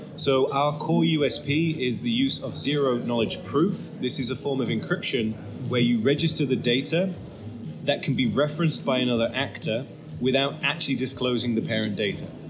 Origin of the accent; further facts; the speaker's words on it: United Kingdom; now in Netherlands; I'm actually British